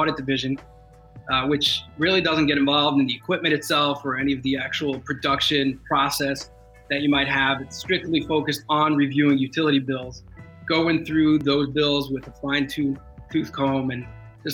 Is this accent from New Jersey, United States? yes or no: yes; Marlboro, New Jersey, United States; I'm born and raised in New Jersey, Jersey Shore boy. Grew up in a small town in Monmouth County called Marlboro, New Jersey